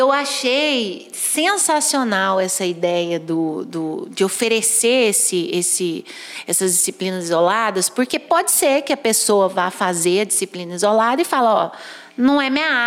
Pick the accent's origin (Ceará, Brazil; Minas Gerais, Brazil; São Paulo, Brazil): Minas Gerais, Brazil; Perdões; Eu sou de Perdões, também sul de Minas, estou a 200 quilômetros daqui de Pouso Alegre.